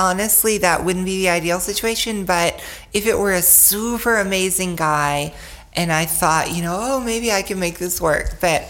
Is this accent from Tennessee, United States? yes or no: yes; Nashville, Tennessee, United States; I'm from Nashville, y'all